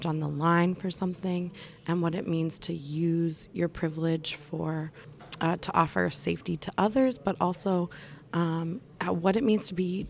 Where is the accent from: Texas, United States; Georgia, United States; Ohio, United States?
Ohio, United States; Youngstown; I grew up in the Rust Belt in Youngstown, Ohio.